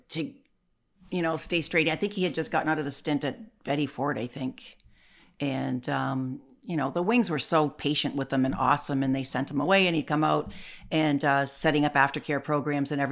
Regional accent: Canada; also born or lived in Chicago; I'm a Canadian

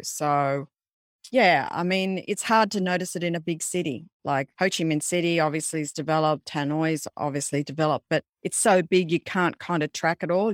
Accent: Australia; being an Australian

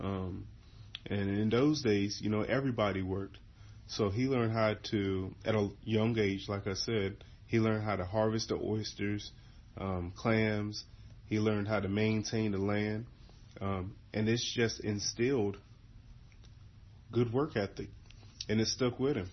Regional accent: Eastern Shore of Virginia, United States; I'm from Withlands on the Eastern Shore of Virginia

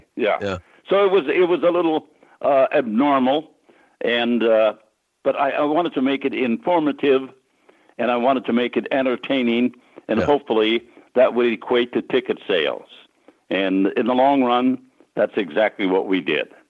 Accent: Sisseton, South Dakota, United States; I grew up in Sisseton, which is on the Sisseton Wahpeton Indian Reservation up in uh, northeastern South Dakota

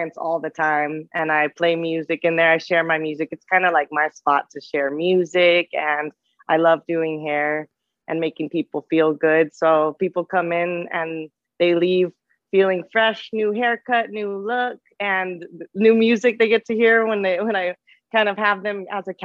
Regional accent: McAllen, Texas, United States; moved away as an adult; I came from South Texas and I'm from McAllen, Texas, 956

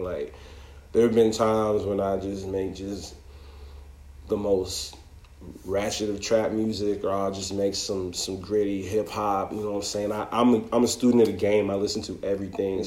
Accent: Toronto, Ontario, Canada; now in United States; I moved down here in like 2003, so like that was a long time ago. But I was born and raised in Toronto.

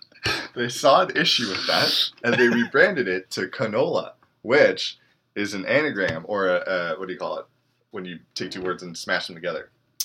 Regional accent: Canada; as Canadian marketers

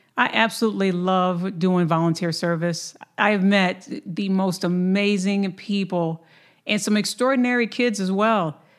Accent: Lansing, Michigan, United States; now in Dallas, United States; my hometown of Lansing, Michigan

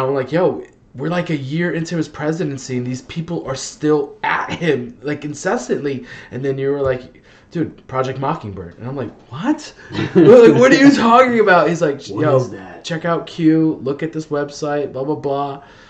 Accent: New York City, New York, United States; now in New York, United States; I grew up in the Bronx when I was a kid

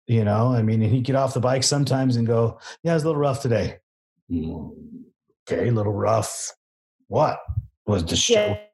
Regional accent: Southern California, United States; we come from Southern California

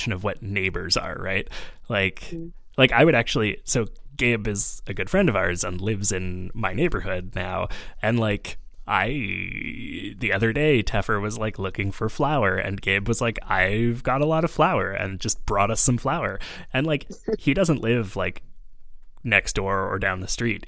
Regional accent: Montreal, Quebec, Canada; also born or lived in Vancouver; I've lived in Montreal for 20 years now, and like, that means that I moved here when I was a little tiny child

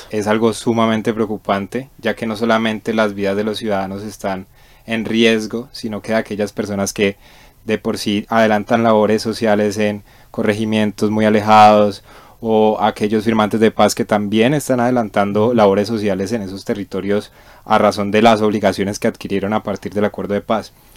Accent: Colombia; nuestra historia como colombiano

